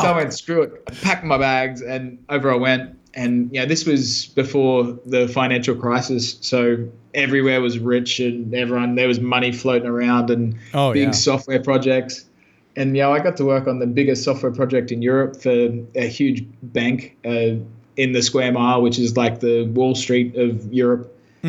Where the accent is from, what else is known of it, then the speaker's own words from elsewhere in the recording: Brisbane, Queensland, Australia; moved away; Yeah, well, I actually grew up in the sticks out past Brisbane. I grew up as a total hick.